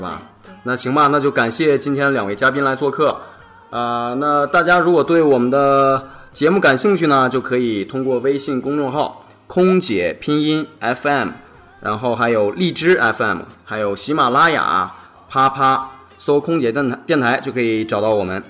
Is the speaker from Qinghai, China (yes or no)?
yes; Xining, Qinghai, China; moved away; 我老家是在，呃，我们祖国的大西北